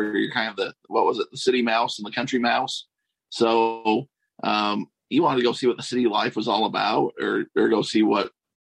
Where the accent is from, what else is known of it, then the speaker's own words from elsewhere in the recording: Nephi, Utah, United States; I didn't ever see myself just staying in Nephi.